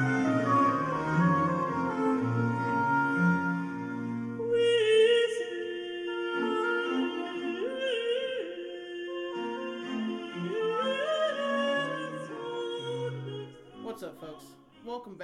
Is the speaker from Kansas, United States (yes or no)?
yes; Kansas, United States; moved away as an adult; now in San Diego, United States; I'm from Kansas and moved out here about 4 years ago